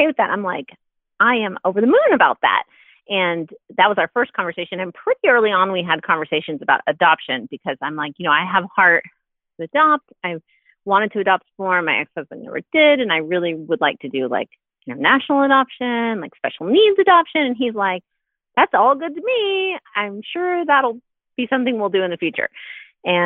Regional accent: Texas, United States; moved away as an adult; now in Ohio, United States; We're in Ohio now. Originally, I'm from Texas.

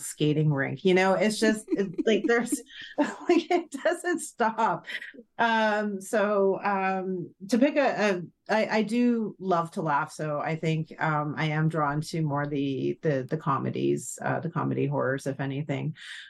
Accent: Ireland; So I'm Irish, so we've got a dark sense of humor.

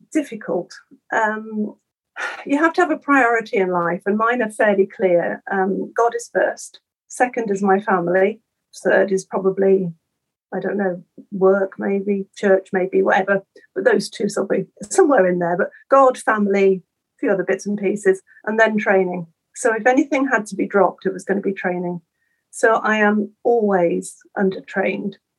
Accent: Norfolk, East of England, United Kingdom; I was brought up on the coast. I come from Norfolk

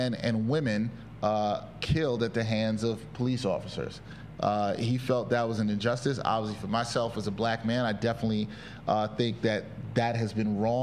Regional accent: New York City, New York, United States; I'm a Brooklyn born and based sports video journalist hailing from East Flatbush, Brooklyn

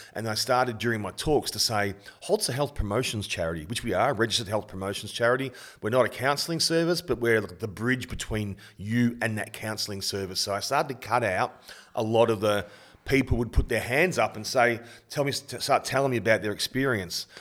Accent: Bendigo, Victoria, Australia; moved away; Bendigo, where I was born and went to primary school in Kangaroo Flat Tech

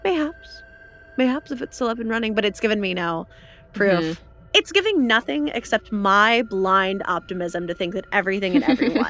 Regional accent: the Bible Belt, United States; growing up in the Bible Belt

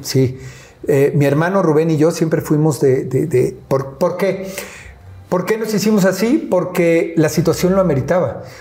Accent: Mexico City, Mexico; no solamente vivía, yo nací en Iztapalapa

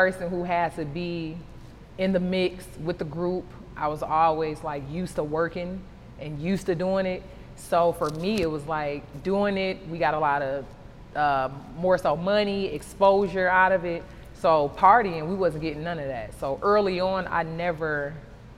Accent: Detroit, Michigan, United States; now in Atlanta, United States; Growing up in Detroit

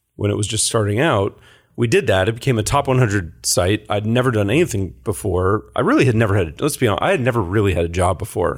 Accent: San Carlos, California, United States; born or raised there; also born or lived in Lafayette, California

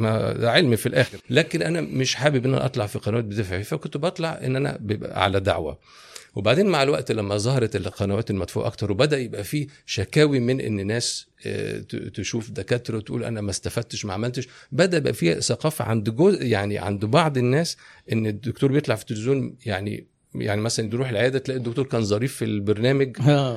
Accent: Egypt; انا صغير انا كنت كبرت في مصر

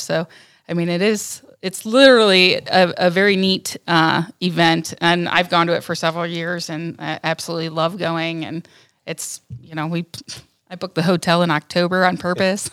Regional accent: Northern Ohio, United States; I'm from Northern Ohio

